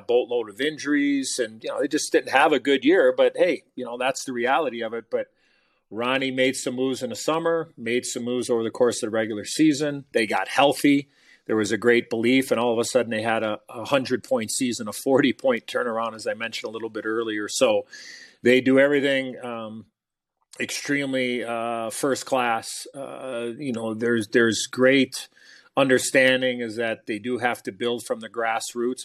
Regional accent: Chicago, Illinois, United States; I was a Chicago kid, I lived and died with the Blackhawks

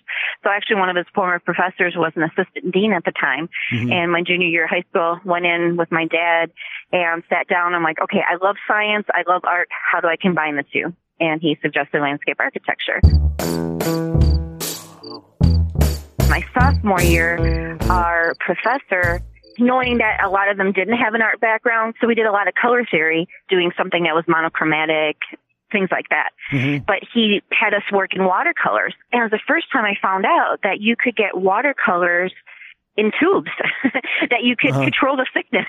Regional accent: Stoughton, Wisconsin, United States; also born or lived in Port Washington, Wisconsin / Freeport, Illinois / Rockford, Illinois / Milwaukee, Wisconsin; I pretty much grew up just 3 miles outside of Stoughton, went to high school there

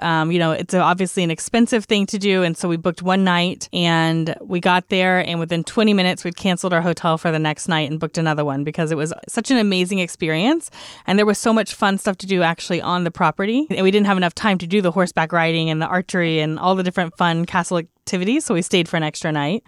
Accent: Texas, United States; as a Texan

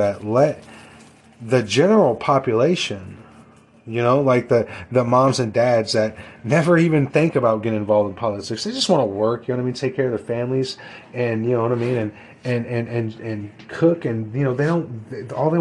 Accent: United States; as American people

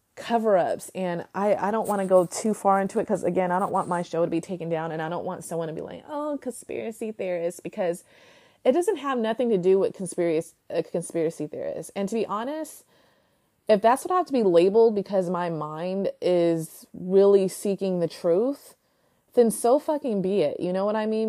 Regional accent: United States

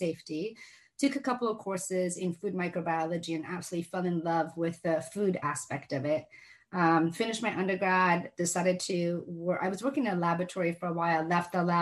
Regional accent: Seattle, Washington, United States; English is a second language; also born or lived in Iran; both my sister and I were raised in Seattle.

